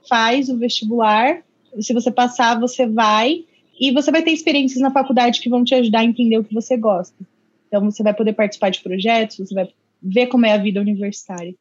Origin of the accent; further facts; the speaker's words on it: Indaiatuba, São Paulo, Brazil; moved away as an adult; also born or lived in Sorocaba; eu sou de Indaiatuba, interior, Indaiatuba. pertinho de Sorocaba